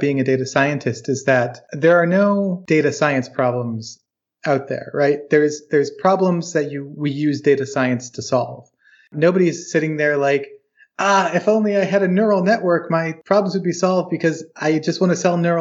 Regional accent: Charlottesville, Virginia, United States; I'm from Charlottesville, Virginia

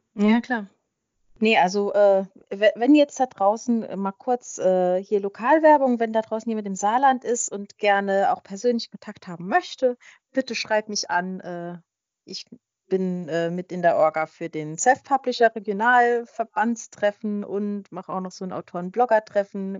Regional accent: Switzerland; ich bin äh, in der Schweiz geboren, habe auch immer noch äh, Schweizer Staatsbürgerschaft

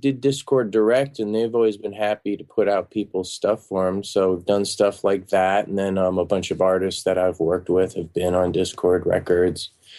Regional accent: Virginia, United States; also born or lived in Singapore / Maine; Well, I was born overseas in Singapore, but we spent a lot of time in Virginia and up in Maine

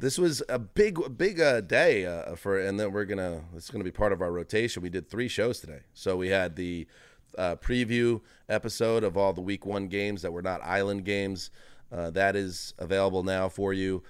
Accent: Northeast, United States; moved away; where I grew up or where we grew up in the Northeast

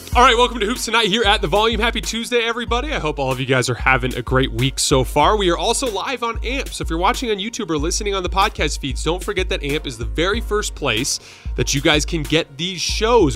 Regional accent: Tucson, Arizona, United States; I grew up in Tucson, Arizona

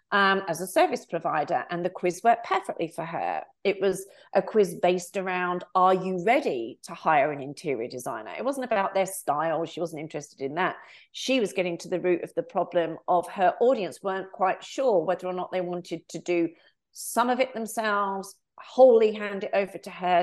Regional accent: United Kingdom; also born or lived in United States / Australia; now in France; I am a Brit living abroad.

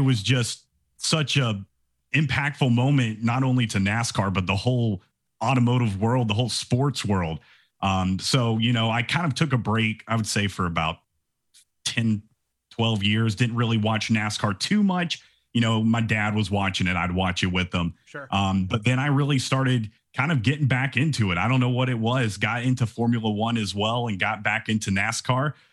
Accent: Atlanta, Georgia, United States; I'm from Atlanta

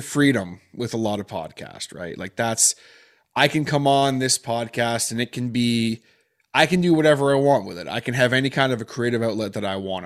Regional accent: Canada; being Canadian

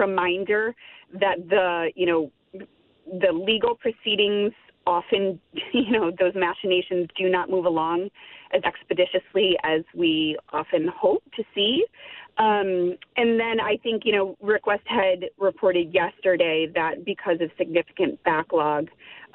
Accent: United States; I'm an American, I'm based in the U.S

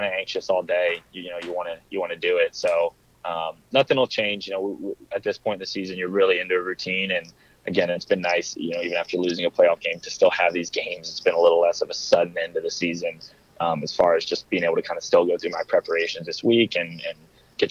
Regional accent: Atlanta, Georgia, United States; growing up in Atlanta

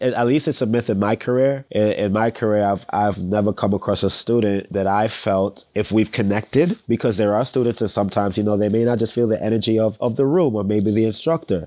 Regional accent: New York City, New York, United States; now in Los Angeles, United States; it's almost impossible not to be engulfed by West Indian culture, being born and raised in New York City

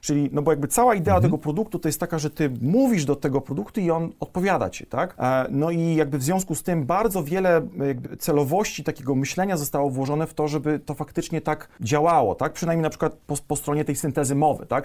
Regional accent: Gostyń, Greater Poland, Poland; also born or lived in Poznań; Jestem z Wielkopolski, pięknego miasteczka w Wielkopolsce.

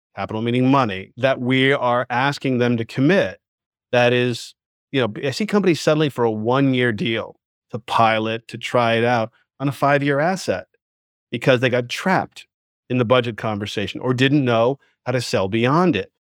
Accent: New York, United States; I grew up in Manhattan, right? And I was a subway child

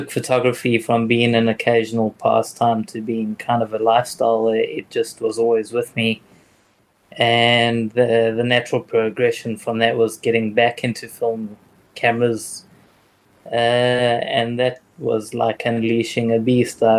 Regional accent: Johannesburg, Gauteng, South Africa; moved away as an adult; also born or lived in China; I'm from Johannesburg, South Africa

